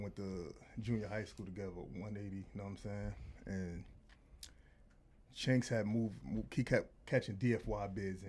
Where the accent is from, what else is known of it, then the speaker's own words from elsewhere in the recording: New York City, New York, United States; I'm from Far Rockaway and shit, you know what I'm saying? Edgemere Projects